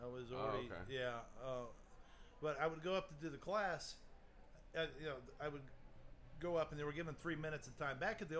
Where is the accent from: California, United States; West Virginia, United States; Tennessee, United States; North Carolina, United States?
Tennessee, United States; Chattanooga; now in Sarasota, United States; I'm also from Chattanooga.